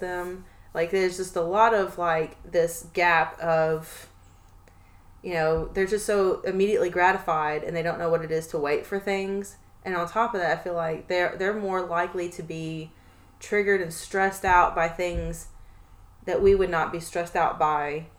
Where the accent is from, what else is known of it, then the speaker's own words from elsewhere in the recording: Tennessee, United States; we are from the South. Me and my cousin are from here, from mm-hmm. Tennessee